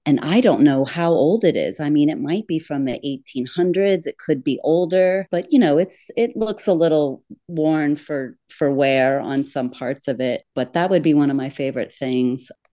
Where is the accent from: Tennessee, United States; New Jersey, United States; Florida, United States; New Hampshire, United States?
Florida, United States; Florida Keys, United States; a fantastical childhood of growing up in the Florida Keys